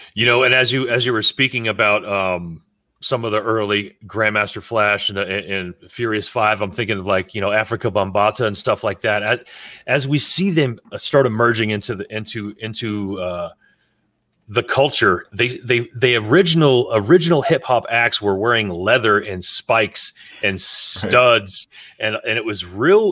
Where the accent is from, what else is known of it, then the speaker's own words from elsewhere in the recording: South Florida, United States; growing up in South Florida because all of us did